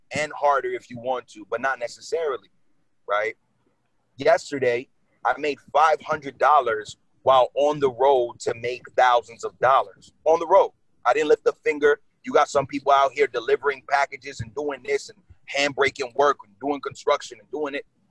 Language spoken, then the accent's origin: English; New York City, New York, United States; moved away as an adult; now in New Jersey, United States; I was born and raised in Brooklyn. Like, and I live in Jersey for the last nine years